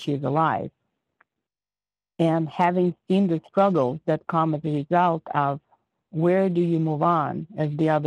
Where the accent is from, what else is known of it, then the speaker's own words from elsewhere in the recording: Ukraine; moved away as an adult; now in United States; I was born in the Republic of Ukraine. I immigrated to the United States when I was 18